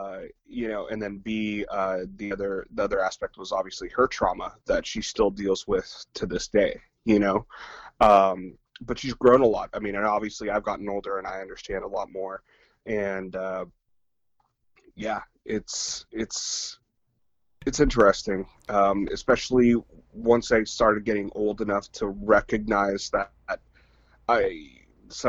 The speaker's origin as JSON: {"language": "English", "town": "Redwood City", "region": "California", "country": "United States", "tie": "born or raised there", "also_born_or_lived": "San Bruno", "said": "Redwood City. And I grew up pretty much spent my whole life there, until I moved up here."}